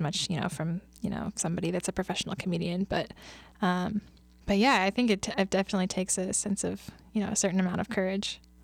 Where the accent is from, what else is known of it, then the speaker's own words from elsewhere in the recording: Kansas City, United States; moved away as an adult; now in Lincoln, United States; I'm originally from Kansas City, and I moved up here, um, to Lincoln, actually, after I graduated from K-State